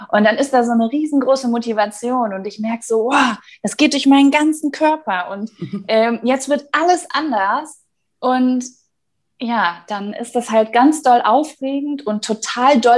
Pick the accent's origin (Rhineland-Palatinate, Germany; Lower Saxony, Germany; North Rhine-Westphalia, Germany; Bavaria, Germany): North Rhine-Westphalia, Germany; ich äh, wollte nämlich mit einem Mietwagen aus meiner Heimatstadt in Nordrhein-Westfalen nach Berlin fahren